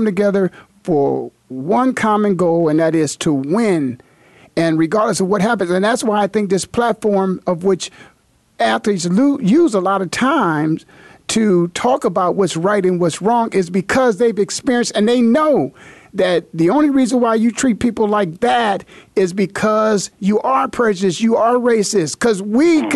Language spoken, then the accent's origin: English; Canton, Ohio, United States; there were four schools in my hometown, Canton, Ohio